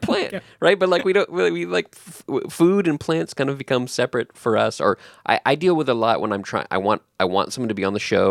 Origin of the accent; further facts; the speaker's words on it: Texas, United States; now in Northern Virginia, United States; I was born in Texas